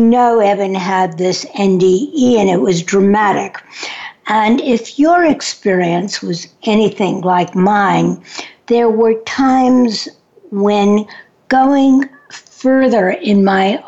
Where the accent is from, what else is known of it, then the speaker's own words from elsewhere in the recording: New York City, New York, United States; I'm from New York City